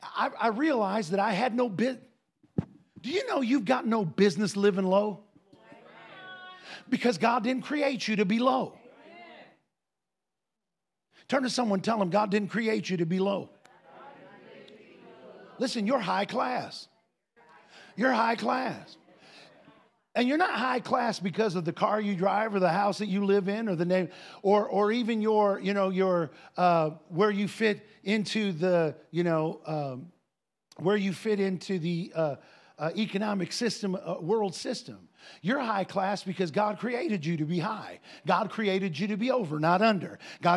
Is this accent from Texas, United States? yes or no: no; Ohio, United States; we grew up in a place where there were lots of farmers, Andy and I. We grew up in Northwest Ohio.